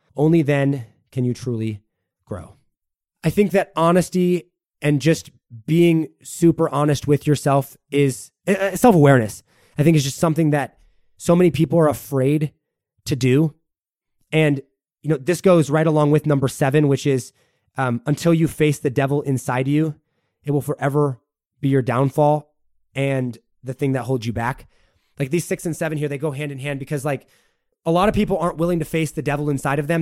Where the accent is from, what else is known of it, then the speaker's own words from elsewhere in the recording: United States; I am an American through and through